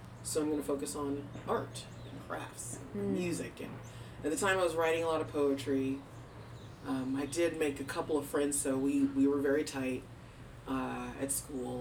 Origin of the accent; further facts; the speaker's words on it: Arlington, Virginia, United States; I was born in Arlington at Fort Belvoir Army Hospital